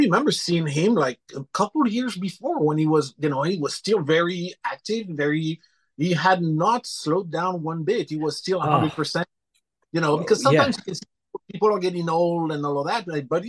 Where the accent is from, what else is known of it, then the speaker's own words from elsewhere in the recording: Clermont-Ferrand, Auvergne-Rhône-Alpes, France; English is a second language; moved away as an adult; now in Los Angeles, United States; I was born in Clermont-Ferrand, which is in the Auvergne region in central France, in the Massif Central, about halfway between Paris and Marseille.